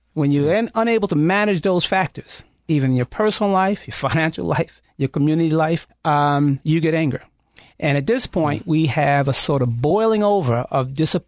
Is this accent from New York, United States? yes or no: yes; New York, United States; Well, I'm a New Yorker, right?